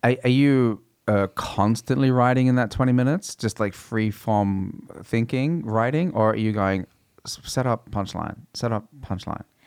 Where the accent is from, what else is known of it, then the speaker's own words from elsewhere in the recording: Australia; growing up in Australia